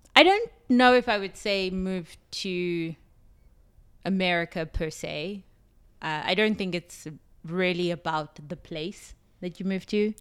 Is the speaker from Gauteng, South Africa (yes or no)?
yes; Johannesburg, Gauteng, South Africa; moved away as an adult; also born or lived in New York; now in Las Vegas, United States; I am from South Africa, Johannesburg, South Africa. I came to the U S two thousand seven.